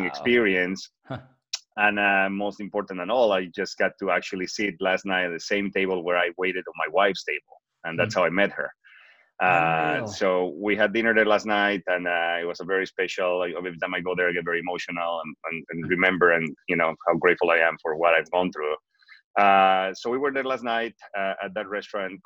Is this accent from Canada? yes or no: no; Bolivia; first language Spanish; English is a second language; moved away as an adult; now in United States; I'm originally from Bolivia. I moved to the United States in 2003 in May to learn English after I graduated from college